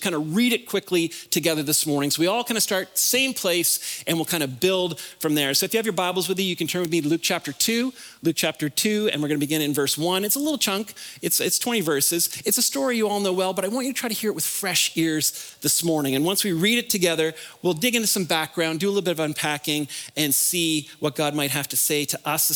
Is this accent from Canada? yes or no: yes; the Maritimes, Canada; moved away; I'm originally from the Maritimes, so I'm gonna say some things that are different and funny, like park and car